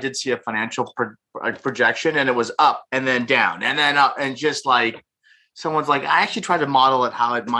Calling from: Los Angeles, California, United States; Los Angeles. This is my office / man cave / workout room.

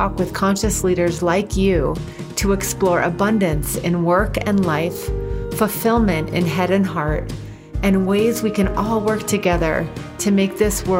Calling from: Park City, Utah, United States; And I'm calling in from Park City, our retreat center called Heart Space.

